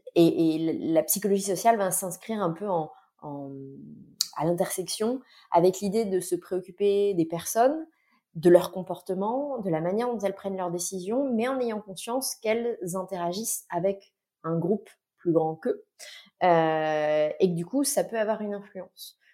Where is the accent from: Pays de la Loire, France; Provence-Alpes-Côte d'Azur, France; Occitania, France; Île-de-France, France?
Pays de la Loire, France; Nantes; moved away; also born or lived in Vendée / Paris; Je suis originaire de Nantes